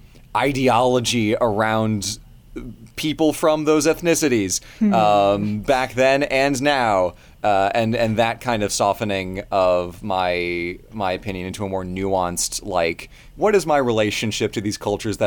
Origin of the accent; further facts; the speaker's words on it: United States; I was born in America